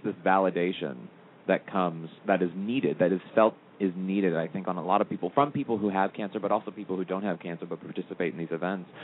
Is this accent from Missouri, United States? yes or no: yes; St. Louis, Missouri, United States; moved away as an adult; also born or lived in Los Angeles; from St. Louis, Missouri, originally